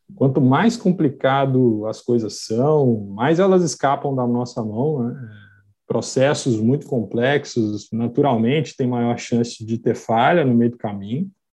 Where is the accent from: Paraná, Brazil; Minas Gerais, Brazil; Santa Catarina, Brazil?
Minas Gerais, Brazil; Belo Horizonte; accent: mineiro; eu sou mineiro de Belo Horizonte, sotaque condena, né, entrega